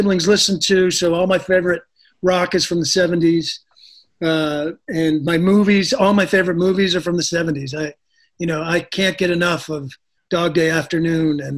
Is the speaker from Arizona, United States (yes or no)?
no; just outside of Madison, Wisconsin, United States; we grew up just outside of Madison, Wisconsin.